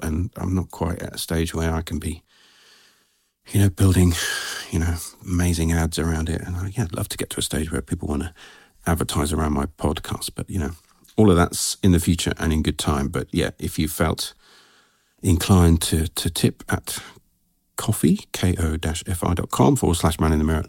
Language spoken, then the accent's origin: English; England, United Kingdom; I'm so English